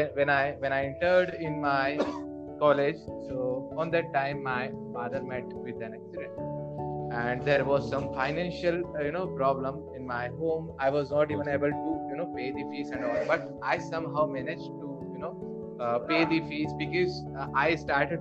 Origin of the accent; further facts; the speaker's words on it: Indore, Madhya Pradesh, India; I am from Indore